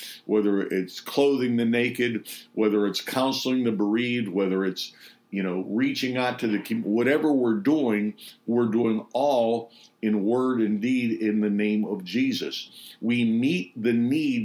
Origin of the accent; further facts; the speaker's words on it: Pittsburgh, Pennsylvania, United States; Pittsburgh, my hometown